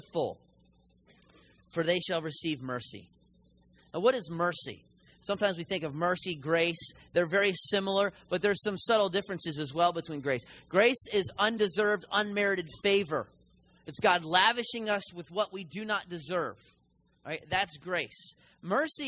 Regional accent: Philadelphia, Pennsylvania, United States; moved away; I'm from the north, I'm a Yankee, and so I'm from Philly

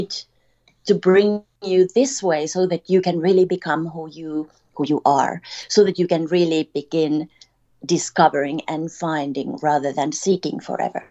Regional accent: Finland; moved away; this is a story of a little Finnish girl. I'm from Finland.

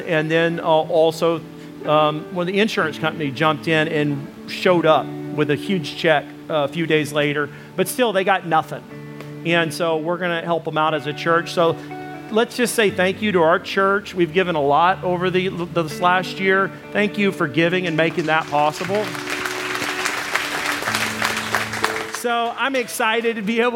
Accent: United States; moved away; I come from Arkansas, Texas area

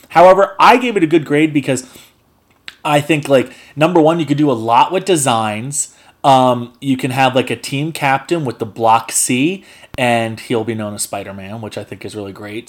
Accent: Spring Lake, New Jersey, United States; I'm born and raised in Spring Lake, New Jersey

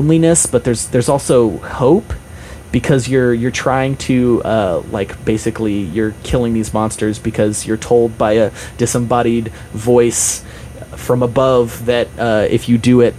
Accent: Utah, United States; I grew up in Utah

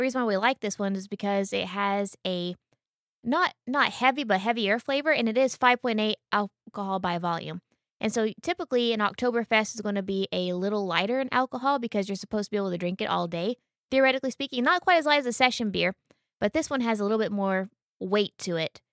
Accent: United States; we're American

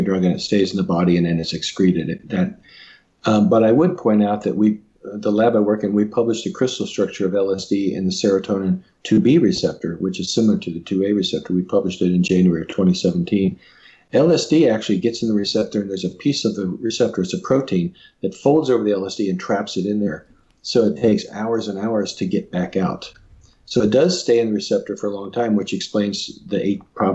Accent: Cincinnati, Ohio, United States; I grew up in Cincinnati

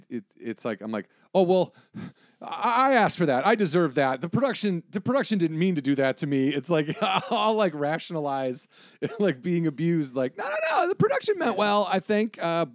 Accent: Illinois, United States; moved away; also born or lived in northern Wisconsin; A small town in Illinois. I spent a lot of time in northern Wisconsin.

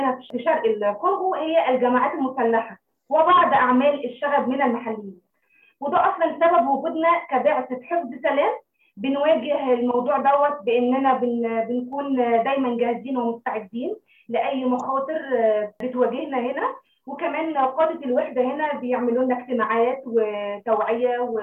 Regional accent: Egypt; moved away as an adult; now in Democratic Republic of the Congo; انا كسيده مصريه عربيه فخوره جدا

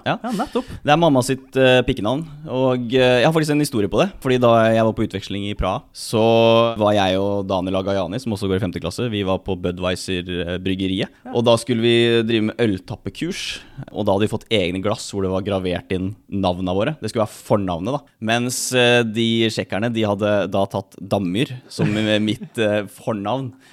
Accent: Halden, Østfold, Norway; also born or lived in Oslo; Jeg bodde de tre, nei, fire første årene mine i Oslo. For pappa og mamma bodde der. Og så flytta vi til Halden etter det

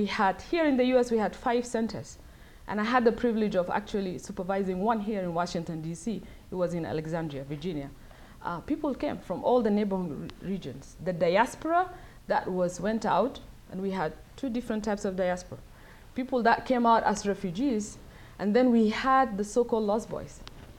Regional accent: South Sudan; now in United States; but I'm from South Sudan. I live in the US, but most of my time I'm there.

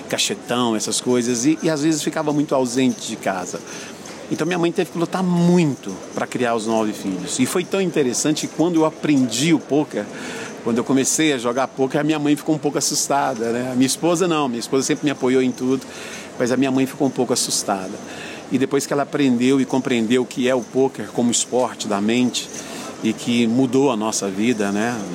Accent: Anápolis, Goiás, Brazil; born there; Bom, eu nasci em Anápolis, né, uma cidade do interior de Goiás. Estou hoje com 49 anos de idade.

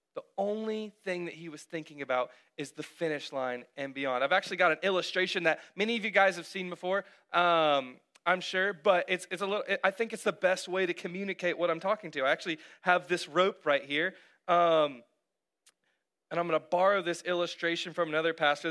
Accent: Cartersville, Georgia, United States; also born or lived in North Carolina / Texas; we had recently moved to Cartersville when I was uh, seven

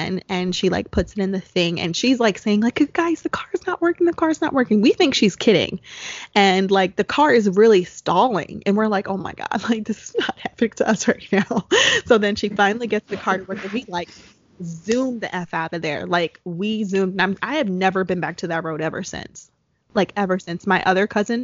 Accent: New Jersey, United States; because we're both from New Jersey

